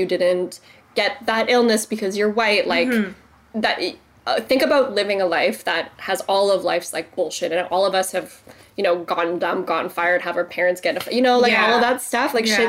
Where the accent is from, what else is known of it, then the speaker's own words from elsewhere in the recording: Canada; Yeah, and I'm, like, so Canadian. I'm more Canadian than some, like, European friends I have, you know?